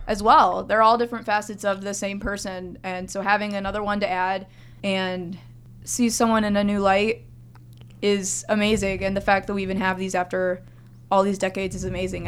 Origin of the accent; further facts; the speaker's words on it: Florida, United States; I was raised in Florida